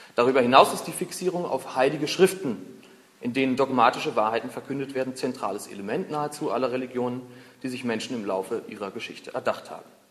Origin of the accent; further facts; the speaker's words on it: Berlin, Germany; Ich bin 29 Jahre alt, bin Berliner